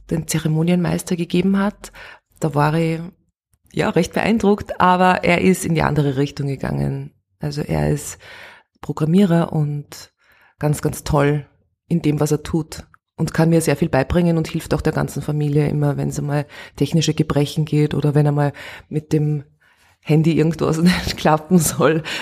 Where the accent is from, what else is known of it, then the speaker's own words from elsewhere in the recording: Steyr, Upper Austria, Austria; now in Vienna, Austria; Ich bin in Steyr aufgewachsen. Ich habe das Oberösterreichische eigentlich schon fast verlernt, weil ich dann nach Wien ausgewandert bin.